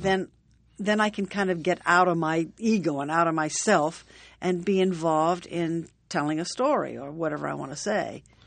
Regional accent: Atlanta, Georgia, United States; moved away as an adult; now in New York, United States; when I was a little girl growing up in Atlanta

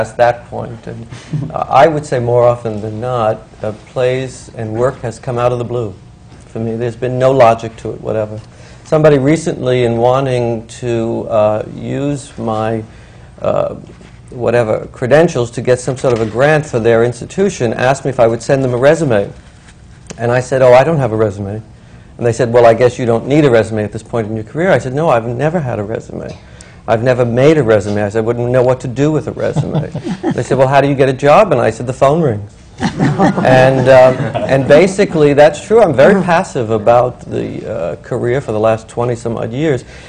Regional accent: New York City, New York, United States; I grew up in Brooklyn.

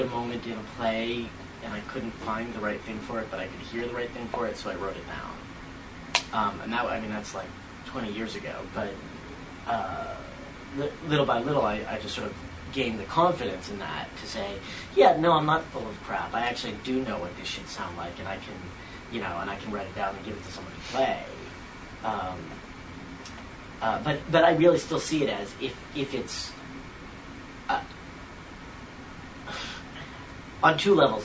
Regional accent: New England, United States; moved away; also born or lived in New York / Philadelphia; I grew up in New England, and I've lived in New York and Philly.

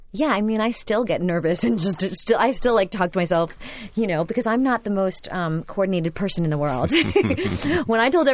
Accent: Brooklyn, New York, United States; Because I'm from Brooklyn and everyone's like, "Why don't you have an accent?" And I said, "I worked really hard not to have one."

